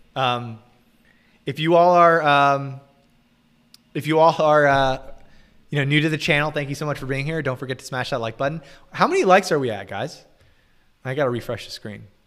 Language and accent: English; United States; I'm American